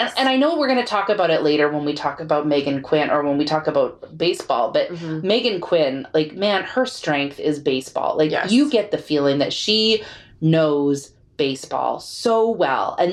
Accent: Texas, United States; I'm Texan.

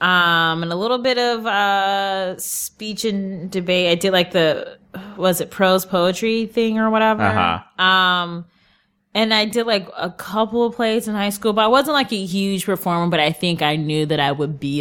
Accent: Cleveland, Ohio, United States; now in New York, United States; Cleveland, Ohio.

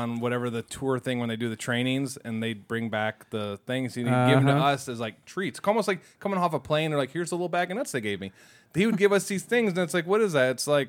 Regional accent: North Carolina, United States; I'm from North Carolina.

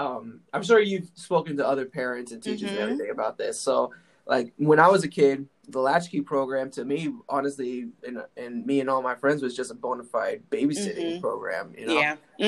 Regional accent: Florida, United States; I'm from Florida

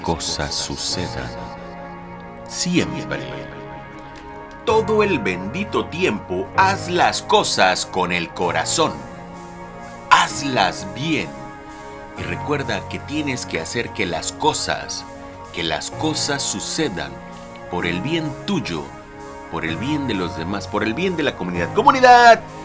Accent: Lerdo de Tejada, Veracruz, Mexico; Yo soy nacido en Ciudad Lerdo de Tejada, Veracruz

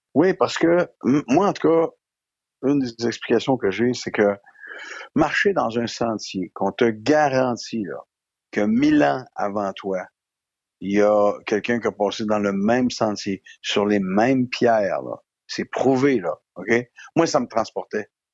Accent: Quebec, Canada; je suis un comédien, que je viens du Québec

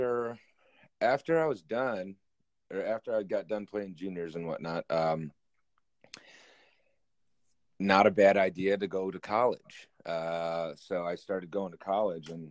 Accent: Michigan, United States; growing up in Michigan, you're kind of born with skates

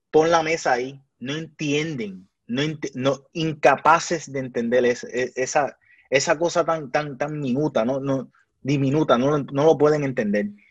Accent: Puerto Rico; el país mío

